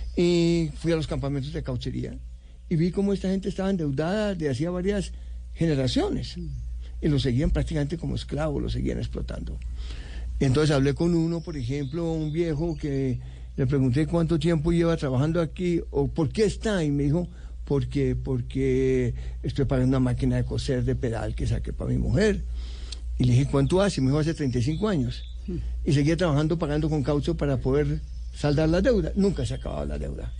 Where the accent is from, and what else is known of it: Bogotá, Colombia; born or raised there; also born or lived in United States / Europe